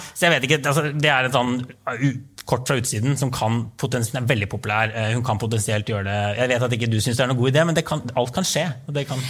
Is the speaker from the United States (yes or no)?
yes; New York, United States; moved away; hjembyen min, New York